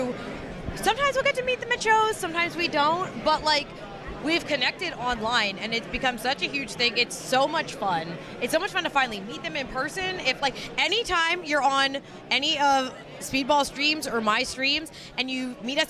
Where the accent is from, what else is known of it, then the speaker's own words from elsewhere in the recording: Lehigh Valley, Pennsylvania, United States; moved away as an adult; also born or lived in New York City / Philadelphia / Rhode Island; I grew up in the Lehigh Valley